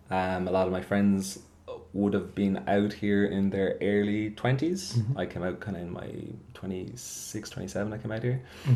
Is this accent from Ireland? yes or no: yes; Clare, Munster, Ireland; moved away as an adult; also born or lived in Edinburgh, United Kingdom; now in Melbourne, Australia; So I'm from Ireland. Mm-hmm. I grew up in a place called Clare in the southwest of Ireland. When I was 18, I left and I went to study in the UK. So I spent 4 years in Edinburgh